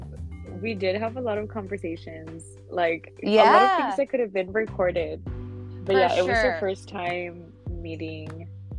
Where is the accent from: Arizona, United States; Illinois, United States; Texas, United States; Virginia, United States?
Texas, United States; Laredo; English is a second language; also born or lived in Mexico; I was born in Laredo, and then I moved to Mexico with my grandparents. So I lived with them. I mean, since I was a baby, and I moved over here when I was like in third or fourth grade.